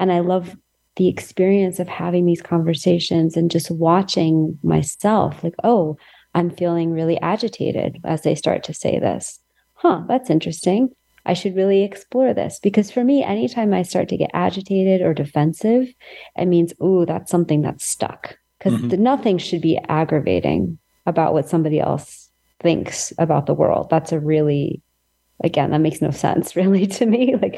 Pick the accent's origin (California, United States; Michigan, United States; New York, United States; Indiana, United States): California, United States; And I'm coming from California, so you can just import whatever stereotype you have about California.